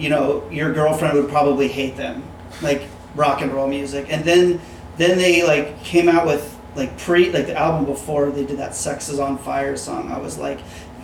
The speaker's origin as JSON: {"language": "English", "region": "Southern California", "country": "United States", "said": "I'm from the south of California, but the south part."}